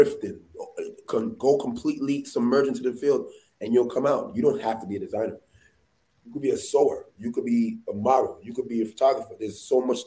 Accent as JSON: {"language": "English", "town": "New York City", "region": "New York", "country": "United States", "tie": "born or raised there", "said": "I'm from the Bronx. I grew up playing ball, being outside"}